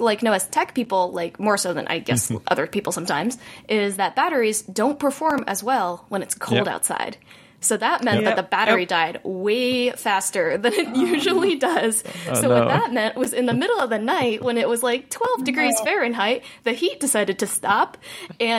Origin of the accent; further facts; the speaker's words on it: Indianapolis, Indiana, United States; moved away; I am from Indiana. So like Indianapolis